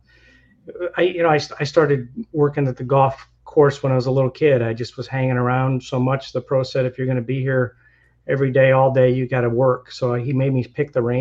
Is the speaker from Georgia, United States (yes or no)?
no; Illinois, United States; moved away as an adult; now in Florida, United States; I'm actually from Illinois. I grew up in middle farm country in Illinois